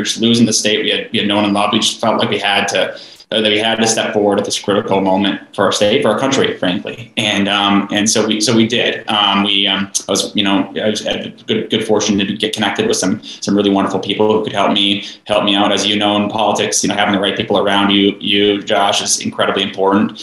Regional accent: Greater Minnesota, United States; I grew up in Greater Minnesota, a tiny town of 186 people

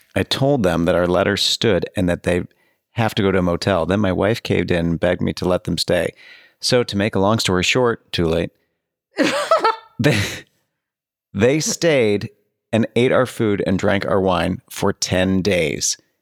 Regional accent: Oak Park, Illinois, United States; Kathy Griffin is from my hometown.

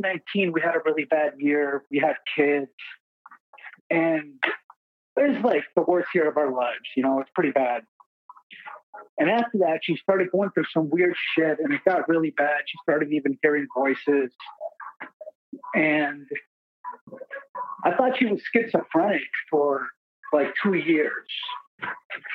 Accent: Puerto Rico; now in Minnesota, United States; I'm from Puerto Rico, but I live in Minnesota now.

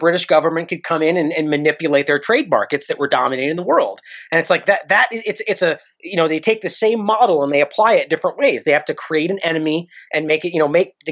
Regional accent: United States; as an American people

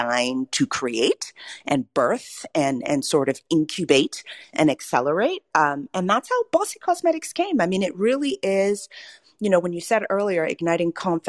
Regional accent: Cambridge, Massachusetts, United States; also born or lived in Nigeria; I'm a first-generation American born to Nigerian parents some 40-some-odd years ago. I was born in Cambridge, Massachusetts, grew up there for the first 10 years of my life, and then moved to Nigeria to go to middle school and high school

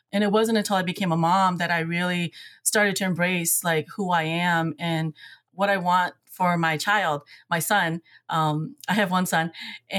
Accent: Eau Claire, Wisconsin, United States; the racism that I felt like growing up in Eau Claire, the injustices, there was really no protection.

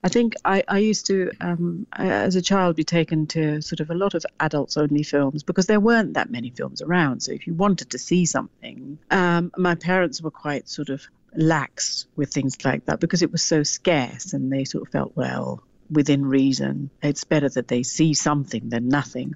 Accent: Sri Lanka; as a little girl growing up in Sri Lanka

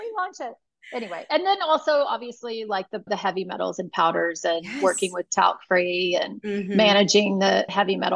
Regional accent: Texas, United States; moved away; also born or lived in California; being back in my home state

